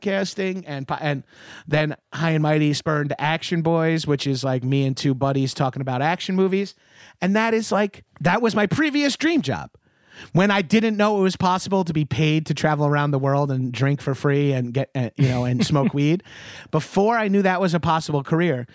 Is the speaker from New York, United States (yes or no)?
yes; Long Island, New York, United States; I grew up on Long Island, and I have an unearned Long Island pride